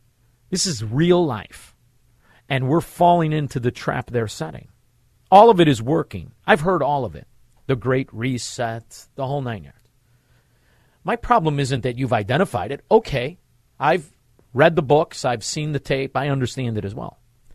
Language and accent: English; Melrose Park, Illinois, United States; born or raised there